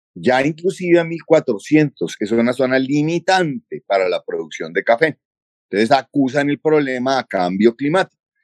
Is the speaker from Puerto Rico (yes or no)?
no; Colombia